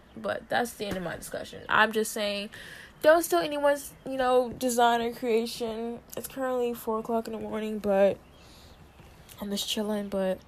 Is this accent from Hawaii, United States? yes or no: yes; Hawaii, United States; And it's because, you know, I did that because I'm Hawaiian. Like, no, that doesn't make sense. Like, because, you know, I'm a Hawaiian, you know, that's what we do.